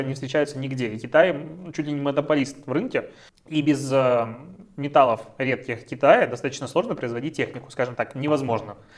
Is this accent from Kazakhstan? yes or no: no; Belarus; мы белорусы